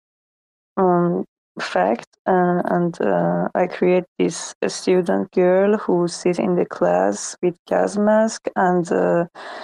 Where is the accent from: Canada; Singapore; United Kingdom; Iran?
Iran; English is a second language; I'm from Iran